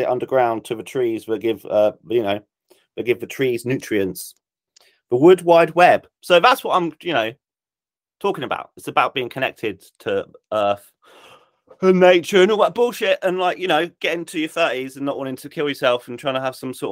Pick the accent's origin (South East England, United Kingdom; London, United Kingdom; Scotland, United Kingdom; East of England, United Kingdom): South East England, United Kingdom; Isle of Wight; I grew up on the Isle of Wight